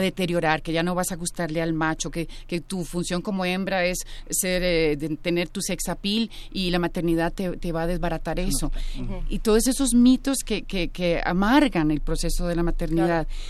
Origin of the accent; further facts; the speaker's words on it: Costa Rica; en mi país